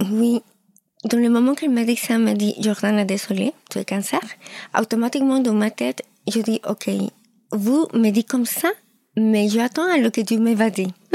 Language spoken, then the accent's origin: French; Lima, Peru; French is a second language; moved away; Oui, je suis péruvienne. Je suis née à Lima